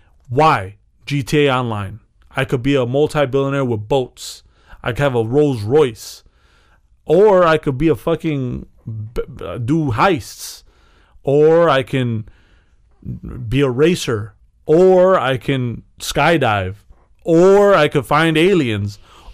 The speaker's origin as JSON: {"language": "English", "town": "Chicago", "region": "Illinois", "country": "United States", "said": "Yeah, you're part of something. I'm from Chicago."}